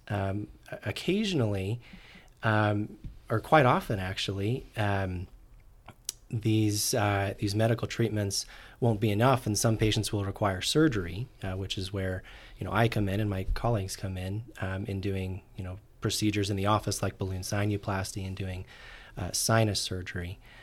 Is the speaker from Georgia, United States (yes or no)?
no; Orem, Utah, United States; I'm originally from Orem, Utah